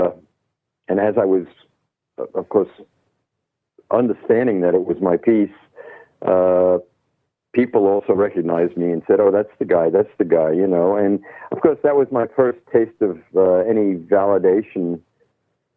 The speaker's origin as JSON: {"language": "English", "town": "New York City", "region": "New York", "country": "United States", "tie": "born or raised there", "also_born_or_lived": "London / Los Angeles", "moved": "as an adult", "said": "I'm born and raised in Manhattan. Actually, Brooklyn for a very short time, Brooklyn, New York"}